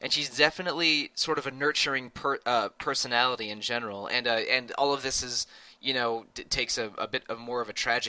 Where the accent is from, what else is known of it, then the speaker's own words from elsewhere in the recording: United States; I grew up in the Washington, D.C., Maryland, Virginia area